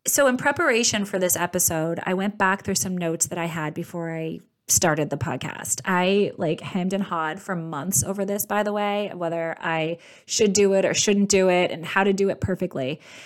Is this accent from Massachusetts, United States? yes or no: yes; outside Boston, Massachusetts, United States; I grew up outside Boston in a very blue collar household